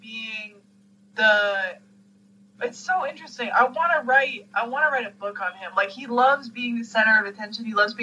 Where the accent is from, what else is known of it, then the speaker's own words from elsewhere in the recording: Canada; as a Canadian